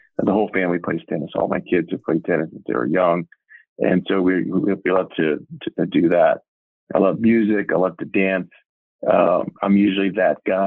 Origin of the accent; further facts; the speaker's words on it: California, United States; I was raised in California in a small town